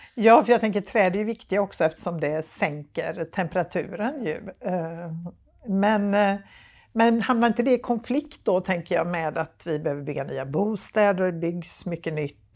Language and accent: Swedish; Gothenburg, Västra Götaland, Sweden; för mig som göteborgare